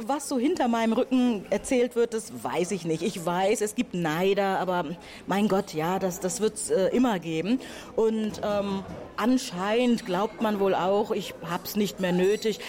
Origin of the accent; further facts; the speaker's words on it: Buxtehude, Lower Saxony, Germany; moved away as an adult; also born or lived in Hamburg / Lüneburg / Heidelberg; Ich bin ähm, ja in Hamburg geboren und in Buxtehude aufgewachsen.